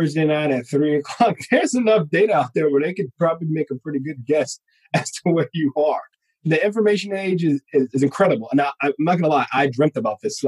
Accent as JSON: {"language": "English", "town": "New York City", "region": "New York", "country": "United States", "tie": "born or raised there", "also_born_or_lived": "Georgia", "moved": "yes", "said": "my hometown is Bronx, New York"}